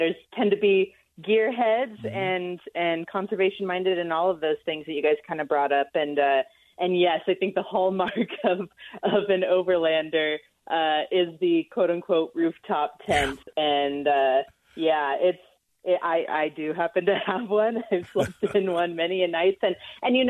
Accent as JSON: {"language": "English", "region": "southeastern plains of Colorado", "country": "United States", "tie": "born or raised there", "said": "I am from Colorado. That's where I grew up, on the southeastern plains."}